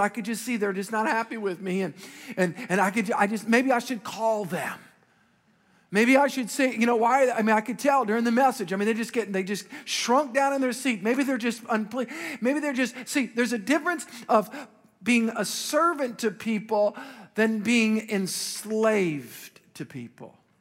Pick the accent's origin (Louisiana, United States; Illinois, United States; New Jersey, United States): Louisiana, United States; Metairie; as a young boy, I grew up in Metairie